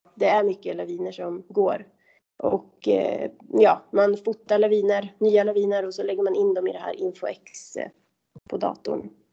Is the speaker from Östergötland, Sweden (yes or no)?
yes; Kolmården, Östergötland, Sweden; moved away as an adult; also born or lived in Åre; now in Abisko, Sweden; jag kommer från Kolmårdens eh, skogar och där är det väldigt kulligt och när jag var liten då så var vintrarna faktiskt bra